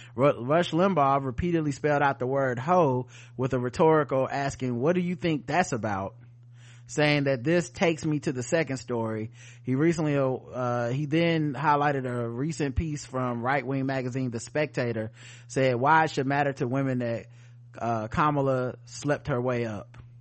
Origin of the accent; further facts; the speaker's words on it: the South, United States; I'm from the South, y'all